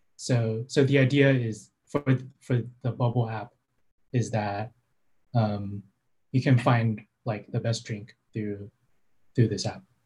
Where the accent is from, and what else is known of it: San Francisco Bay Area, California, United States; born or raised there